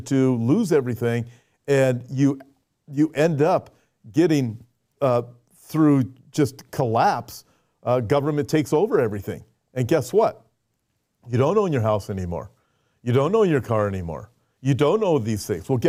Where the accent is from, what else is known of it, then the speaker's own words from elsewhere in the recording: United States; we're both from America